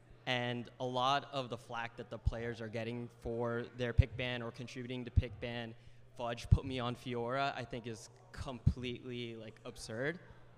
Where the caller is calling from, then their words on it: New Jersey, United States; From North Jersey.